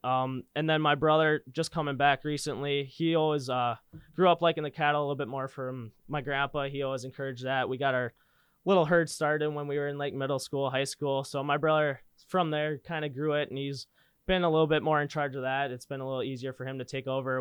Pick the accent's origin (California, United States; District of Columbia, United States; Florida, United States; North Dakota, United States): North Dakota, United States; Linton; I grew up in Linton, North Dakota, just south of Bismarck, about an hour